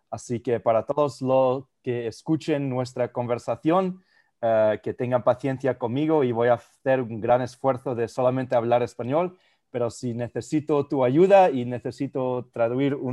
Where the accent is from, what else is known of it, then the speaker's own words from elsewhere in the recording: Spain; also born or lived in Germany; yo, eh, eh, crecí en España y en Alemania y yo jugué el tenis y el fútbol